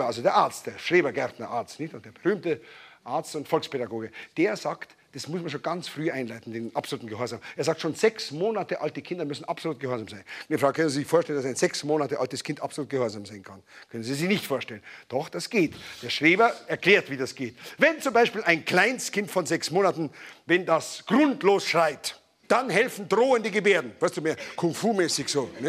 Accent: Bavaria, Germany; Das kennt man als Bayer, wenn man in Hamburg in ein Büro kommt und sagt Grüß Gott, dann sagen die gleich, ja, grüßen äh, Sie ihn schön, wenn Sie ihn sehen.

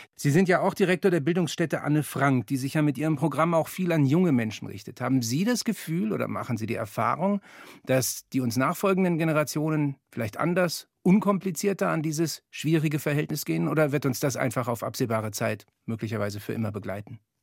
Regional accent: Germany; wir sind als Deutsche

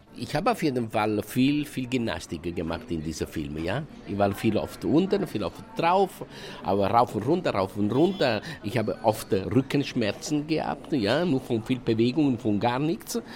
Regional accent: Italy; German is a second language; moved away; Ich kam aus Italien

